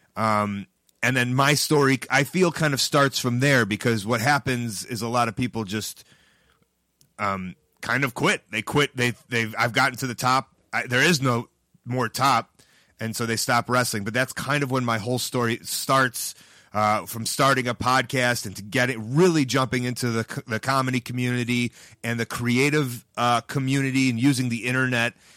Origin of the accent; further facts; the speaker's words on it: Chicago, Illinois, United States; I'm from Chicago